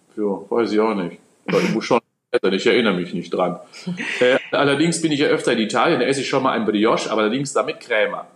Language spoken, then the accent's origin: German; North Rhine-Westphalia, Germany; now in Cologne, Germany; natürlich bin ich Westfale und habe ein kölsches Mädchen geheiratet.